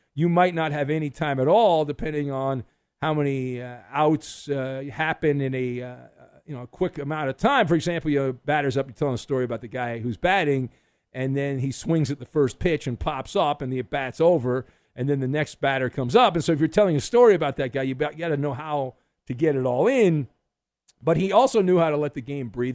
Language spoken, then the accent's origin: English; Southern California, United States; growing up in Southern California, watching Vin Scully, I wanted to be Vin Scully.